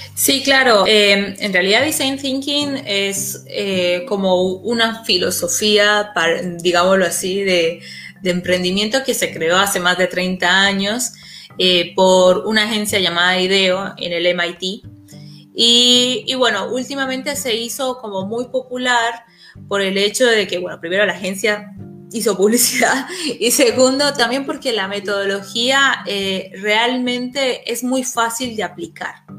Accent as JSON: {"language": "Spanish", "country": "Colombia", "moved": "as an adult", "lives_now": "Argentina", "said": "yo soy colombiana, yo vivo en Argentina hace 10 años"}